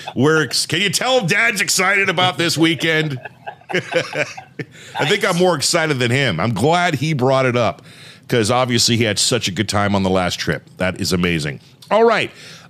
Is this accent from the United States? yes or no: yes; California, United States; I'm from California, so I know the state through and through